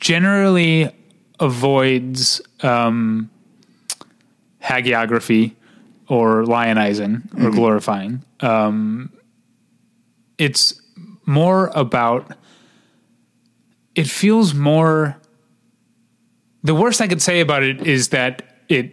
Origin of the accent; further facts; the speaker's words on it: Missouri, United States; moved away; my home state